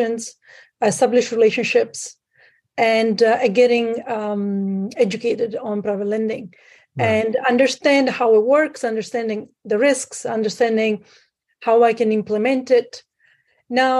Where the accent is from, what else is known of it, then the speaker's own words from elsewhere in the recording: Sicily, Italy; moved away as an adult; now in Canada; I'm originally from Italy. I grew up in Sicily.